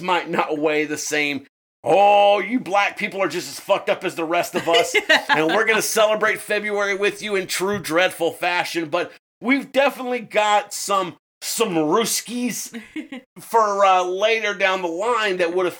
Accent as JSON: {"language": "English", "region": "the South", "country": "United States", "said": "we're dirty Americans from the South"}